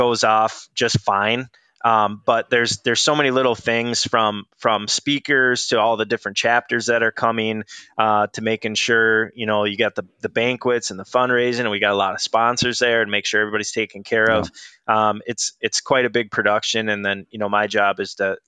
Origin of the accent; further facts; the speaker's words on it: Duluth, Minnesota, United States; I grew up in Duluth, Minnesota